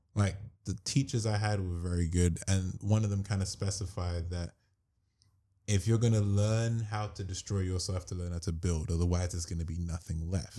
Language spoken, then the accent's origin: English; London, United Kingdom; We're from London.